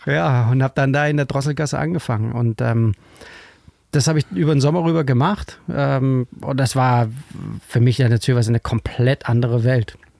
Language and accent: German; Kolding, Southern Denmark, Denmark; German is a second language; moved away as an adult; also born or lived in Düsseldorf; now in Hamburg, Germany; ich bin ja in Dänemark aufgewachsen, in Kolling.